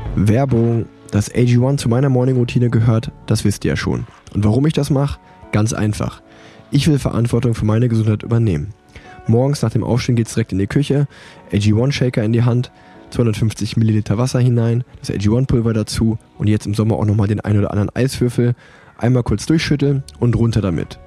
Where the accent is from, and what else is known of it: Unna, North Rhine-Westphalia, Germany; born or raised there; moved away